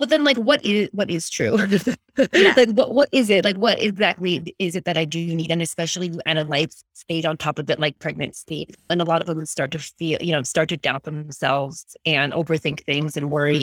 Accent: East Coast of America, United States; moved away as an adult; also born or lived in California; now in Australia; I'm from the East Coast of America, like, and an Italian family

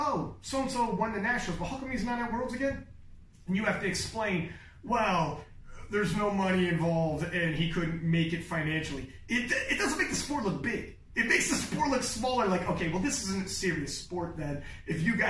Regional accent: Canada; I'm from Canada

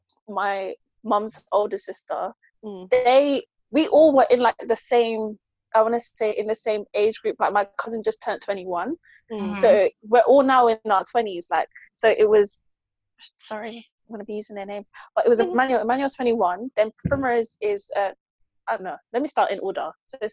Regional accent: Jamaica; This is why. I am Jamaican.

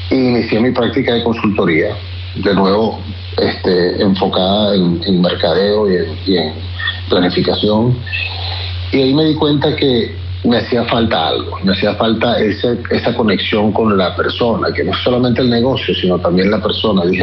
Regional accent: Venezuela; Y una vez que fuimos expropiados, así como muchos venezolanos, nos tuvimos que, reinventar.

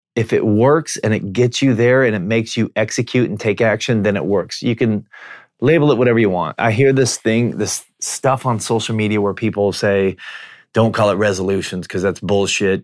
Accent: Washington, United States; I'm from Washington State

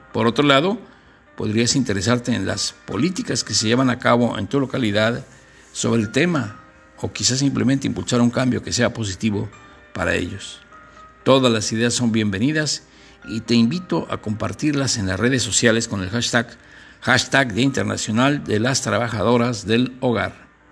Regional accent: Guanajuato, Mexico; de mi tierra allá de Guanajuato

